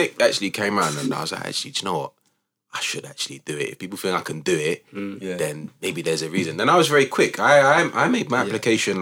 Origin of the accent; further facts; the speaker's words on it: London, United Kingdom; also born or lived in Cambridge; I was born and raised in Newham